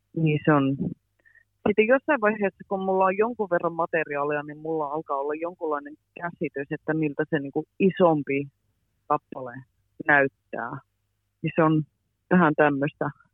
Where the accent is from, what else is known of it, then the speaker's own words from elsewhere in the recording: near Boston, Massachusetts, United States; moved away as an adult; also born or lived in Pälkäne, Finland / Helsinki area, Finland; now in London, United Kingdom; Mä oon lähinnä asunut tuolla Bostonin lähellä, mutta mä oon myös asunut tuolla Pälkäneellä, Tampereen lähellä